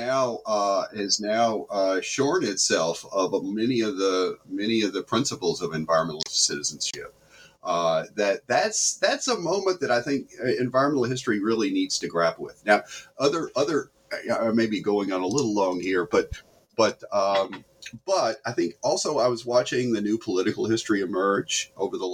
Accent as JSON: {"language": "English", "region": "the South", "country": "United States", "tie": "born or raised there", "moved": "yes", "said": "I grew up there in the South"}